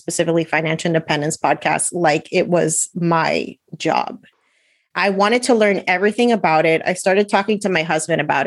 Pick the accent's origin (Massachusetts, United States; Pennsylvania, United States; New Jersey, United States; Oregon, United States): New Jersey, United States; moved away as an adult; now in Florida, United States; I was born and raised in New Jersey